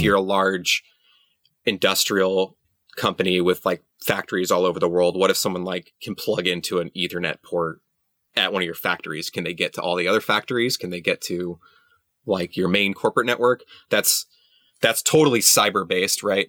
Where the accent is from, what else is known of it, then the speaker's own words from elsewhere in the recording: San Antonio, Texas, United States; I grew up in San Antonio